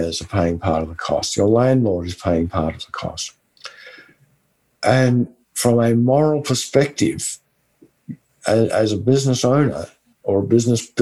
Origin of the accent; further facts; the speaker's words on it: West Texas, United States; accent: West Texan; my West Texan accent